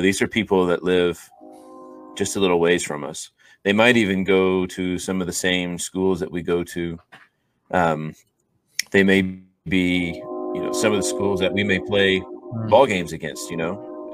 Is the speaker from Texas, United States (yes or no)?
yes; Austin, Texas, United States; growing up in Austin, Texas, there's a lot of churches around